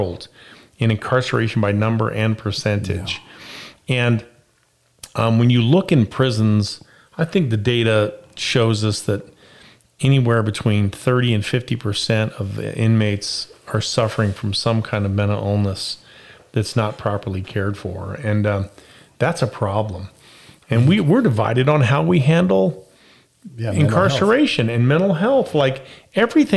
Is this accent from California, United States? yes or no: no; Las Vegas, Nevada, United States; I was raised in Las Vegas